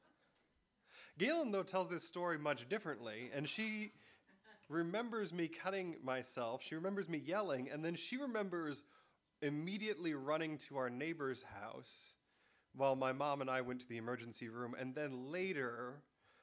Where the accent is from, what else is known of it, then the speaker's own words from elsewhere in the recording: Michigan, United States; I'm from Michigan